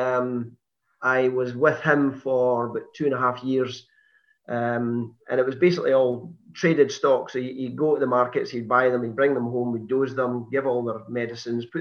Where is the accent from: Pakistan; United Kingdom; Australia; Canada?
United Kingdom; Perth, Scotland; I was born in Lethem in Perth. I was actually born in Perth Royal Infirmary. And I was brought up in a housing estate in Perth